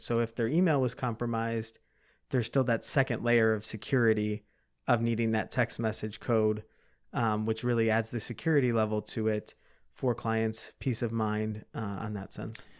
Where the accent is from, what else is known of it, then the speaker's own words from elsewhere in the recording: Chicago, Illinois, United States; I grew up in the southwest suburbs of Chicago